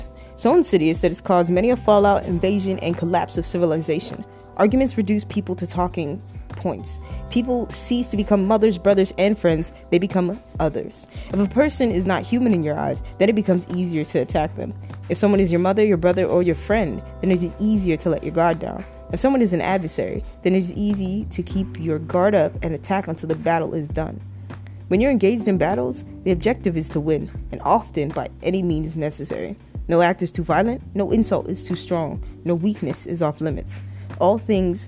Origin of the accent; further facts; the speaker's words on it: Toronto, Ontario, Canada; I was raised in Toronto, Canada.